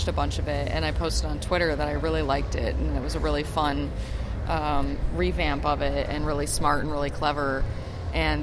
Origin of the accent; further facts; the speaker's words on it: Ann Arbor, Michigan, United States; I've lived in the Ann Arbor area for my entire life. Michigan is my home state, my home place